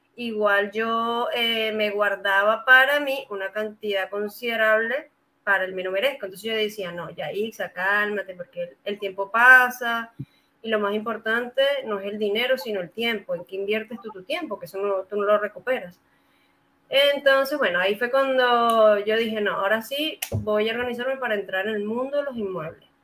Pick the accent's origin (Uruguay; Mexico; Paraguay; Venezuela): Venezuela; moved away as an adult; now in Santiago, Chile; soy venezolana, sí, ya tengo cinco años aquí en su hermoso país